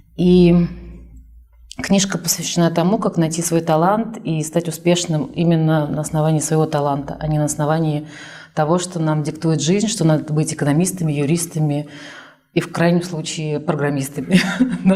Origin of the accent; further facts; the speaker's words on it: Kazan, Tatarstan, Russia; also born or lived in Almaty, Kazakhstan; И в первый класс уже родители уехали в город Казань, в котором я прожила всю свою сознательную жизнь